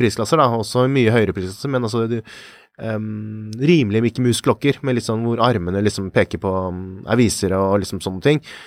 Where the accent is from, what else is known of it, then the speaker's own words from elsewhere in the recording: Norway; for oss her hjemme i Norge